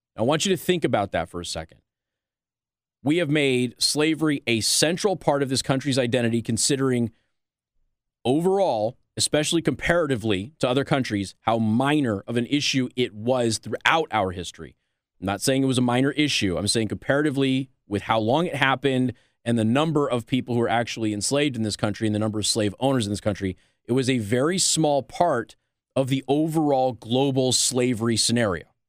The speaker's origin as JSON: {"language": "English", "town": "Las Vegas", "region": "Nevada", "country": "United States", "also_born_or_lived": "Midwest", "moved": "as an adult", "lives_now": "Michiana, United States", "said": "I'm from Las Vegas"}